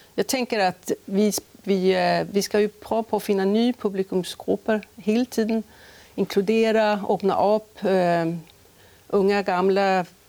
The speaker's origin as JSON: {"language": "Danish", "town": "Stockholm", "region": "Stockholm County", "country": "Sweden", "tie": "born or raised there", "also_born_or_lived": "Skåne / Aarhus", "accent": "Swedish", "second_language": "Danish", "moved": "as an adult", "lives_now": "Holstebro, Denmark", "said": "jeg kommer fra Sverige, øh, født i Stockholm og uddannet i Stockholm"}